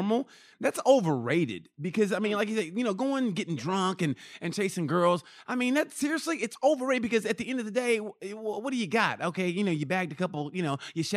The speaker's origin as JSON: {"language": "English", "country": "United States", "tie": "born or raised there", "said": "growing up how I did, United States wise, regional."}